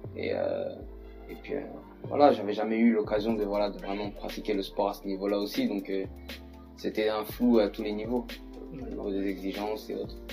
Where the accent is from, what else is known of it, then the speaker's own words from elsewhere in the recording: Saint-Ouen-l'Aumône, Île-de-France, France; moved away as an adult; also born or lived in United States; je suis de Saint-Olomone, en 95.